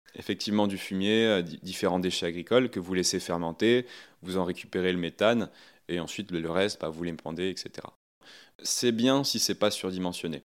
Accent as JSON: {"language": "French", "town": "Ouistreham", "region": "Normandy", "country": "France", "said": "Moi, je viens de, de Wistreham, hein, sur la, côte normande"}